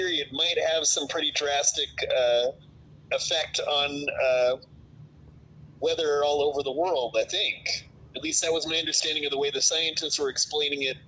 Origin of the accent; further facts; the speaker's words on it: United States; I'm a stupid American